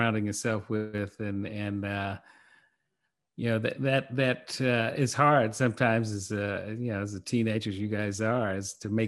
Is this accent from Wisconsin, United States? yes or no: no; New York City, New York, United States; Bed-Stuy, I grew up in Brooklyn. My parents grew up in Brooklyn